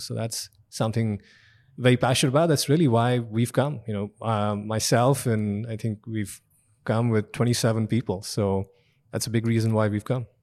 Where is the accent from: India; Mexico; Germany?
India; moved away as an adult; also born or lived in Austin, Texas; now in United States; I'm an immigrant. I grew up in India.